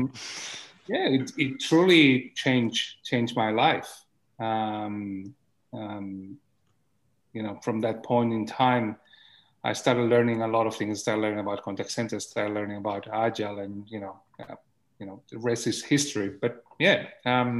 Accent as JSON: {"language": "English", "town": "Barcelona", "region": "Catalonia", "country": "Spain", "tie": "born or raised there", "second_language": "English", "moved": "yes", "said": "I was born in Barcelona in the 1970s"}